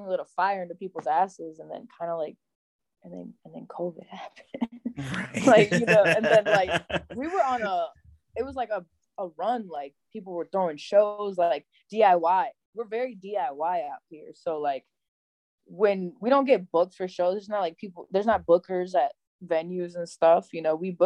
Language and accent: English; Buffalo, New York, United States; we're Buffalo